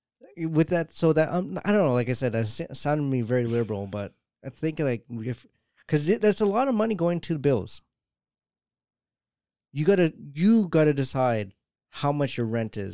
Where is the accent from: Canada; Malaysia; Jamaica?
Jamaica; That it's really hard to really say. I'm Jamaican.